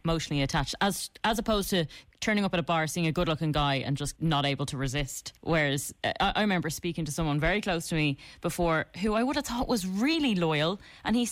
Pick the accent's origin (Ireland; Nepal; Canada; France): Ireland; we're Irish